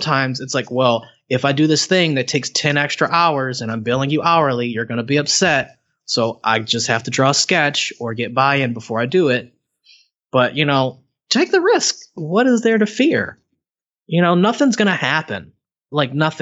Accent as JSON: {"language": "English", "town": "Cleveland", "region": "Ohio", "country": "United States", "said": "I'm from Cleveland"}